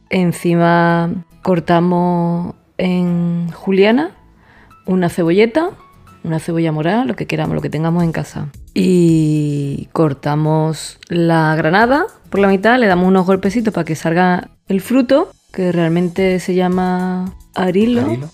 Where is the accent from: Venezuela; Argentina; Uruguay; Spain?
Spain; Andalusia; he dicho sen ya porque soy andaluza